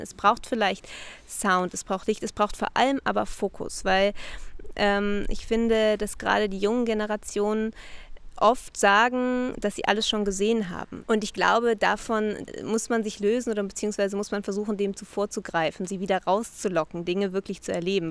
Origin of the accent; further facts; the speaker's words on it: Berlin, Germany; ich komme aus Berlin